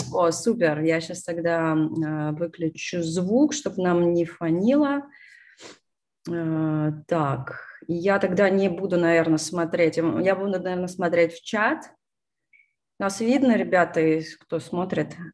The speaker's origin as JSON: {"language": "Russian", "region": "Moscow", "country": "Russia", "tie": "born or raised there", "also_born_or_lived": "California, United States", "moved": "as an adult", "lives_now": "Texas, United States", "said": "родилась в Москве, переехала в США 6 лет назад"}